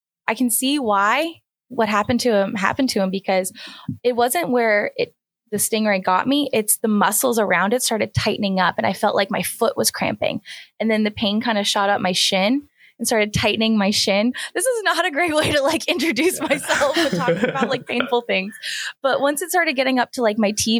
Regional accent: East Coast, United States; I grew up on the East Coast

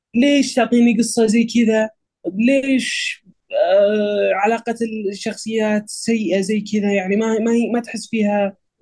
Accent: Saudi Arabia; عندنا بالسعوديه

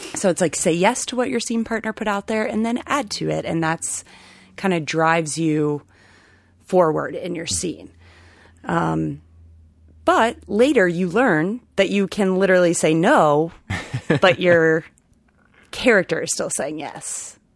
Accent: Ohio, United States; moved away as an adult; also born or lived in Chicago; now in Rhode Island, United States; I am originally from Ohio

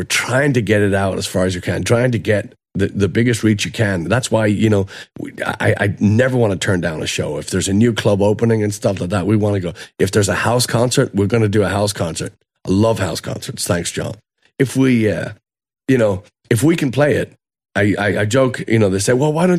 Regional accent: Dublin, Leinster, Ireland; okay, I'm from Dublin, right?

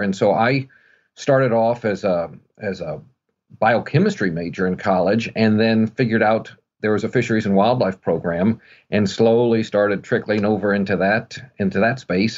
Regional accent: Missouri, United States; growing up in Missouri

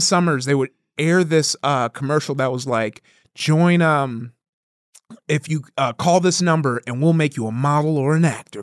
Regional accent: Compton, California, United States; also born or lived in Downey, California; I grew up in Compton

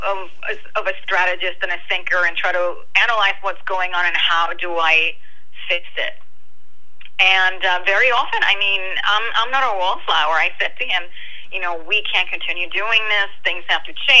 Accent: Puerto Rico; now in New Jersey, United States; I am from Puerto Rico, and I live in New Jersey

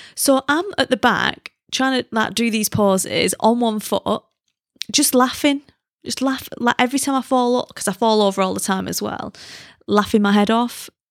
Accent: United Kingdom; moved away; as a British person

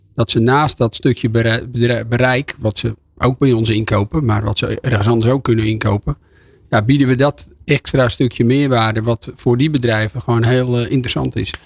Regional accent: Volendam, North Holland, Netherlands; Ik kom uit Volendam

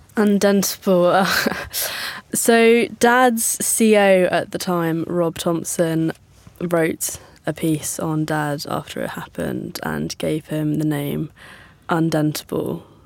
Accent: Northern Ireland, United Kingdom; Growing up in Northern Ireland

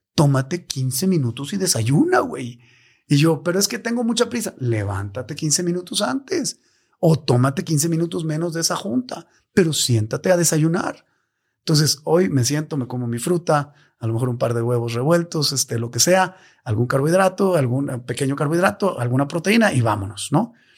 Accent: Mexico; como mexicano

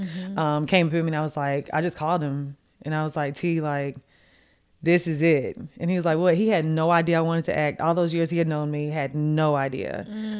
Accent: Martin, Tennessee, United States; moved away as an adult; also born or lived in Washington, D.C.; went to college in my hometown

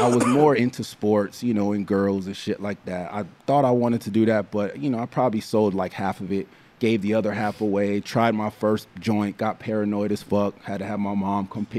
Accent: Los Angeles, California, United States; I was born and raised in South Central Los Angeles. So right off of 94th and Hoover is where I was born. I was actually raised in a suburb called Rolling Heights.

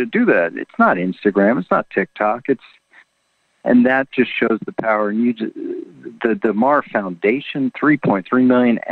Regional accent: Washington, District of Columbia, United States; born or raised there

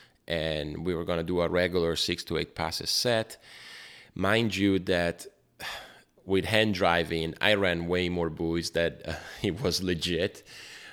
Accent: Brescia, Lombardy, Italy; I was growing up in Brescia

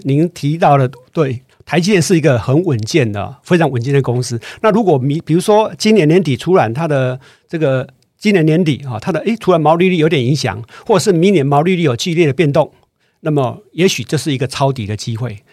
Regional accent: Taiwan; 这个我们台湾人有个坏习惯哦

